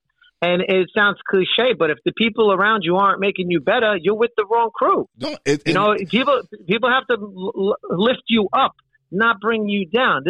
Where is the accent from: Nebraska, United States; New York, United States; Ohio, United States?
New York, United States; New York City; we grew up in Brooklyn